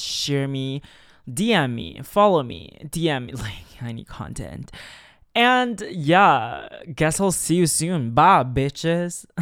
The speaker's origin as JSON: {"language": "English", "country": "China", "tie": "born or raised there", "lives_now": "Shanghai, China", "said": "growing up in China"}